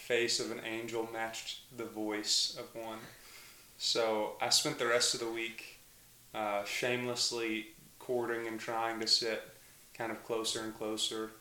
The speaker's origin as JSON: {"language": "English", "town": "Mountain View", "region": "Arkansas", "country": "United States", "tie": "born or raised there", "said": "I grew up in Mountain View, Arkansas."}